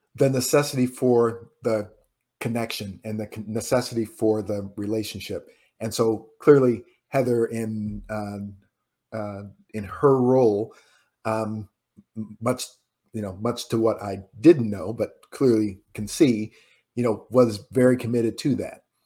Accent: Indiana, United States; moved away; also born or lived in New York; I'm from Indiana

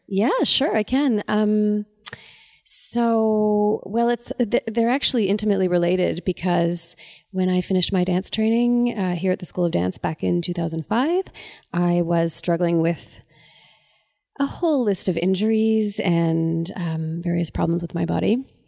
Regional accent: Ottawa, Ontario, Canada; I'm from Ottawa

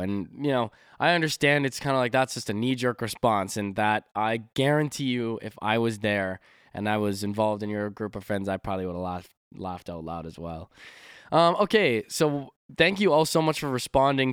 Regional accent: Canada; 'cause I'm from Canada, we don't really say y'all

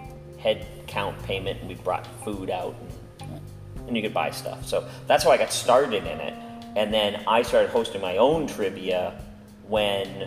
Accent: Holden, Massachusetts, United States; moved away as an adult; now in Orlando, United States; I grew up in Massachusetts

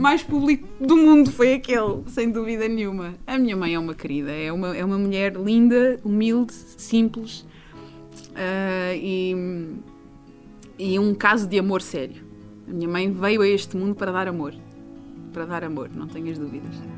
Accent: Portugal; enquanto portuguesa

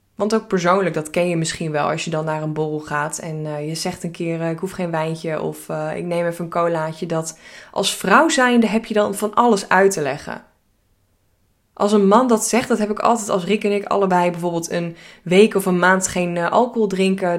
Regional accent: Hilversum, North Holland, Netherlands; Ik eh, ben geboren en getogen in Hilversum.

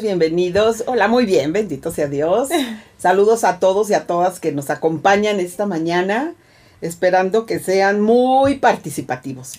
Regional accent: Veracruz, Mexico; Veracruz, que es mi pueblo

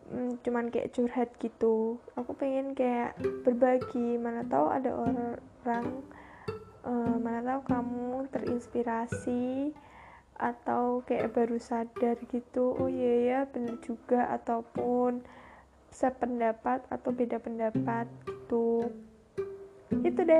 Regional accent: Central Java, Indonesia; accent: medok; karena aku tuh orang Jawa Tengah, orang ya Jawa Tengah sekitarnya Jogja gitu yang kalau ngomong kan medok-medok ya

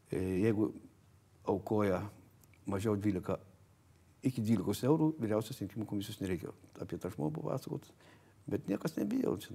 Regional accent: Kudirkos Naumiestis, Marijampolė County, Lithuania; now in Vilnius, Lithuania; Aš esu kilęs iš Kudirgos nuomišio. Mhm. Šakių rajonas.

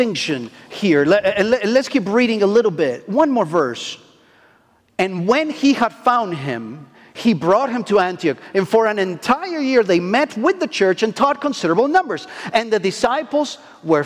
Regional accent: Argentina; English is a second language; moved away; I am from Argentina

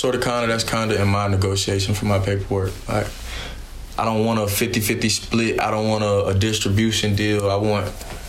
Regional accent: Raleigh, North Carolina, United States; Raleigh, south side of Raleigh. My parents had a house on Rogers Lane, but both of my aunts grew up Corey Street, Beverly Street, you feel me, Lenore.

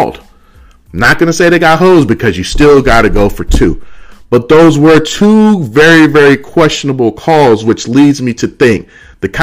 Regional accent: Oakland, California, United States; Oakland, California, my hometown.

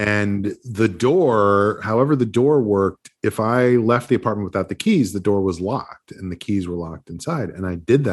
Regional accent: New Rochelle, New York, United States; my hometown, New Rochelle.

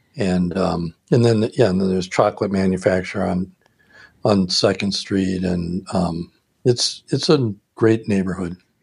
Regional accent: Milwaukee, Wisconsin, United States; growing up in Milwaukee

